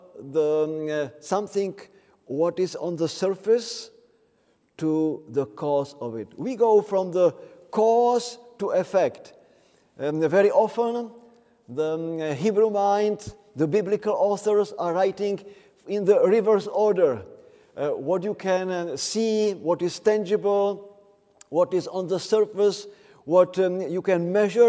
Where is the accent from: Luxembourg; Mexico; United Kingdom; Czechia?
Czechia; I am from the Czech Republic